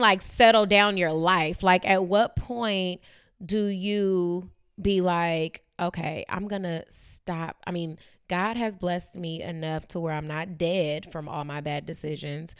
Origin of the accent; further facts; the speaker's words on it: Bay Area, California, United States; growing up in the Bay Area